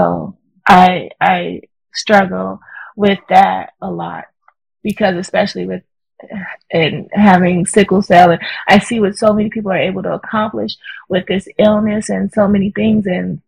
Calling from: Cerritos, California, United States; also born or lived in Riverside, California; I'm calling from Cerritos, California.

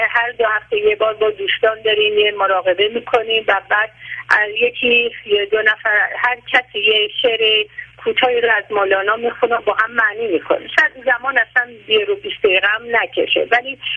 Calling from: Tehran, Tehran Province, Iran; من از تهران هستم

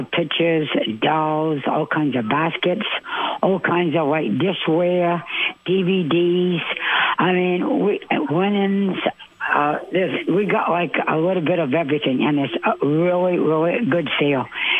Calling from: Essex Junction, Vermont, United States; Yes, I'm calling from Essex Junction.

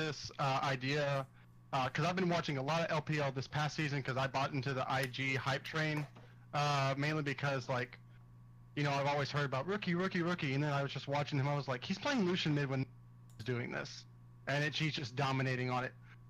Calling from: Houston, Texas, United States; Houston, Texas.

